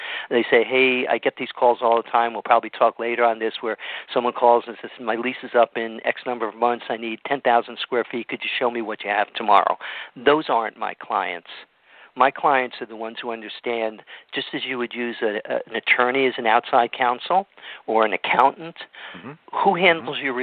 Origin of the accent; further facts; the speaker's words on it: Stamford, Connecticut, United States; moved away as an adult; now in California, United States; a friend of mine who I grew up with back in Stamford, Connecticut